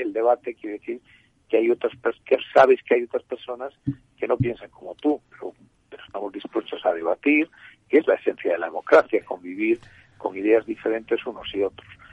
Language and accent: Spanish; Galicia, Spain; En Galicia, mi tierra